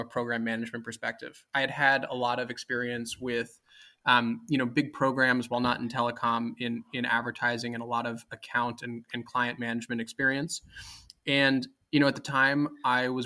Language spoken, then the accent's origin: English; New York City, New York, United States; I grew up actually in Manhattan, in New York City